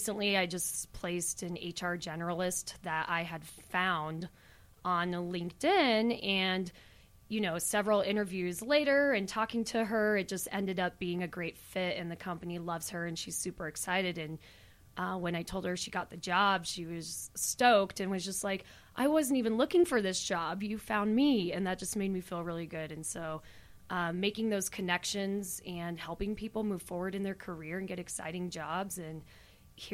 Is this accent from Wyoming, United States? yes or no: yes; Wyoming, United States; now in Denver, United States; I live here in Denver and have for over 10 years, but I am originally from Wyoming.